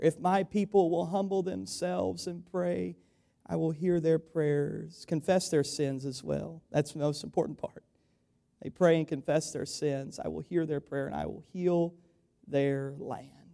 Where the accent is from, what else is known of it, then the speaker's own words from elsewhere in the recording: United States; we have as Americans in this country